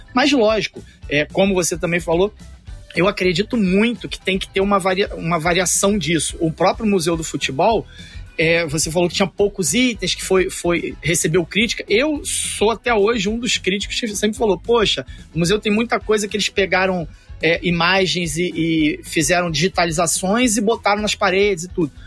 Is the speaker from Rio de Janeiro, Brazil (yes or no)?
yes; Rio de Janeiro, Brazil; eu sou do Rio de Janeiro, mas ia bastante a São Paulo